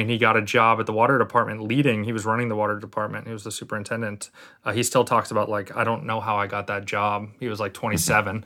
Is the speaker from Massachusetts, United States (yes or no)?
yes; Martha's Vineyard, Massachusetts, United States; also born or lived in Lynn, Massachusetts; now in New Jersey, United States; I grew up on Martha's Vineyard.